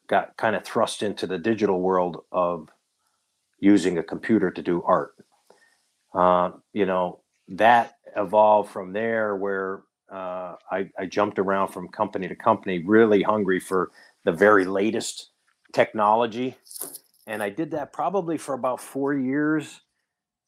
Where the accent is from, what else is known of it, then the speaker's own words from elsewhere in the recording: Yatesville, Pennsylvania, United States; I grew up in Yatesville, Pennsylvania